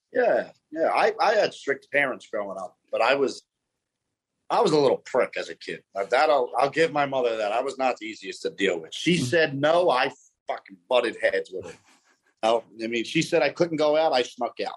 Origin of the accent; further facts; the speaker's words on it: Philadelphia, Pennsylvania, United States; I'm born and raised in South Philadelphia